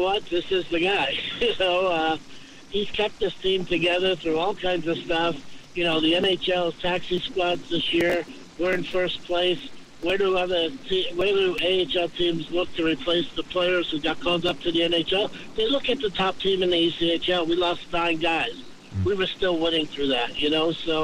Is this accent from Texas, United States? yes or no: no; New York, United States; moved away as an adult; now in Jacksonville, United States; I'm from New York, and you grow up in New York.